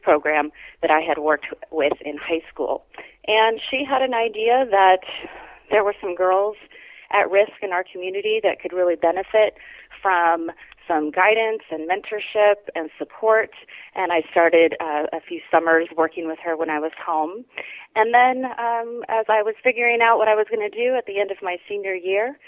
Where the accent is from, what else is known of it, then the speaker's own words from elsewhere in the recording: Grass Valley, California, United States; I was born here in Nevada County in Grass Valley